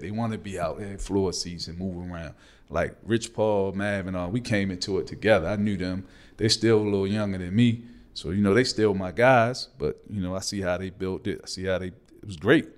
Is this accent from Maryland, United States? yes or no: yes; Baltimore, Maryland, United States; I'm from East Baltimore